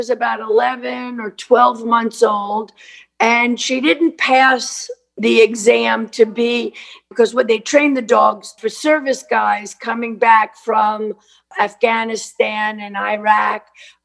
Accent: New York City, New York, United States; I'm a kid from Brooklyn.

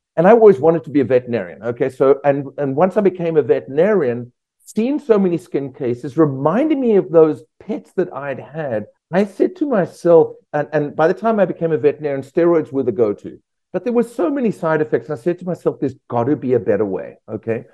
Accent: South Africa; moved away as an adult; also born or lived in Australia; now in United States; I'm from South Africa originally. Spent the first 25 years of my life there.

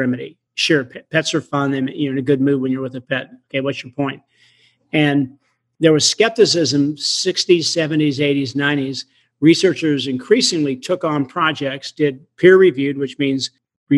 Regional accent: Portland, Oregon, United States; moved away; I grew up in near Portland

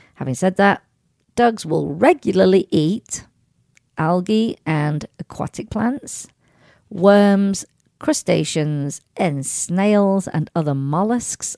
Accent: Sheffield, Yorkshire and the Humber, United Kingdom; moved away; my hometown, Sheffield in England

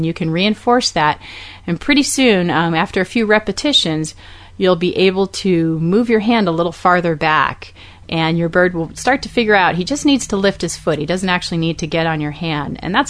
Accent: Austin, Texas, United States; I'm doing an evening event in my hometown in Austin, Texas at Gallery of Pets

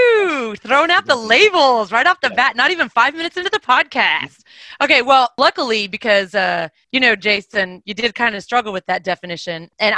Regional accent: Texas, United States; I'm from Texas.

